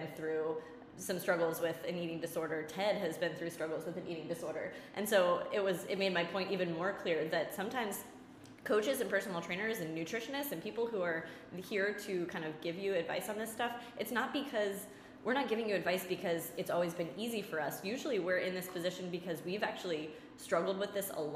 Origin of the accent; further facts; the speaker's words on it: Leominster, Massachusetts, United States; our local Global Fitness, it was called, in Leominster, in my hometown